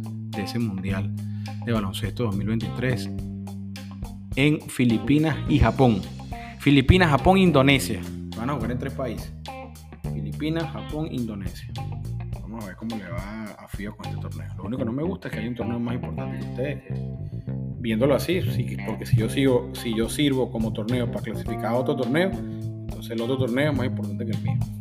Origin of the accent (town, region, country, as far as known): Venezuela